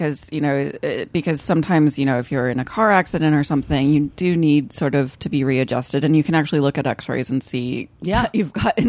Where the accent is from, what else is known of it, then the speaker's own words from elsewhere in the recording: Kansas City, Kansas, United States; in the suburbs of Kansas City, which is where I grew up, I think it's sort of like a liberal oasis amongst Kansas.